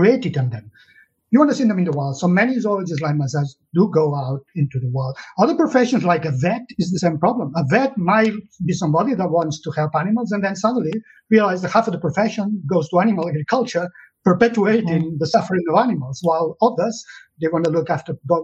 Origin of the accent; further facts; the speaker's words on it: Catalonia, Spain; English is a second language; moved away as an adult; now in United Kingdom; I was born in Catalonia in the south of Europe and in the 60s